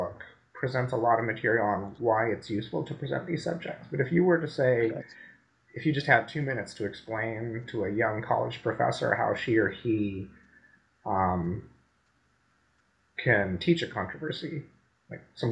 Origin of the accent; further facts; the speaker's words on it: Pune, Maharashtra, India; I grew up in Pune near Bombay.